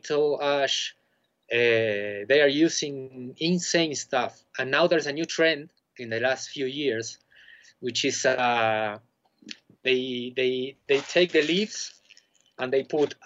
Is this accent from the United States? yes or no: no; Argentina; moved away as an adult; also born or lived in Buenos Aires; now in Bolivia; I'm originally from Argentina